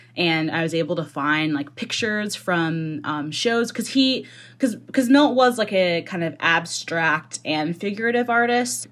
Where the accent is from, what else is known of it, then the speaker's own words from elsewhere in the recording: Seattle, Washington, United States; I grew up in the Seattle area